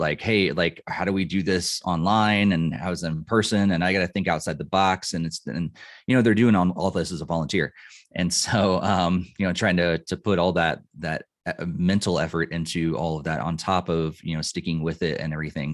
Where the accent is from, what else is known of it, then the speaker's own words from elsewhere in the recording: Illinois, United States; moved away as an adult; also born or lived in Boston area / north of Denver, Colorado; now in Colorado, United States; I grew up in Illinois